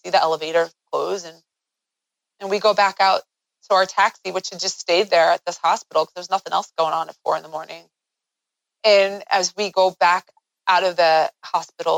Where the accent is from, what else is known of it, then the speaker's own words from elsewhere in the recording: United States; I'm an American.